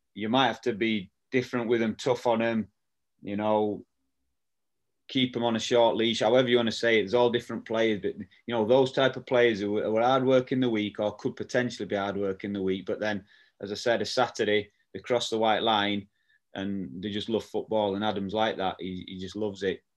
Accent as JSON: {"language": "English", "town": "Barnsley", "region": "Yorkshire and the Humber", "country": "United Kingdom", "tie": "born or raised there"}